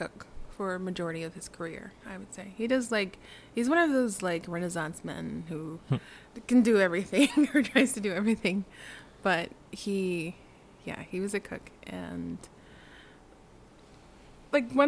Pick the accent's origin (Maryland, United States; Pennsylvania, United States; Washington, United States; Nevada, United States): Pennsylvania, United States; Delaware County, Philadelphia; also born or lived in Hyde Park, New York / Blue Bell, Pennsylvania; I was raised in Delaware County